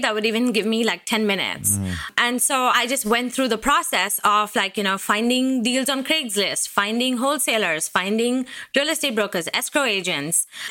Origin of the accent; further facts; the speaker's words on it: India; moved away as an adult; now in Seattle, United States; I moved to the United States from India in 2007.